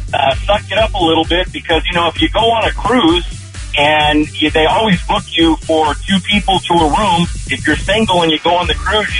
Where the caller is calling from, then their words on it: Monrovia, California, United States; I'm calling from Monrovia.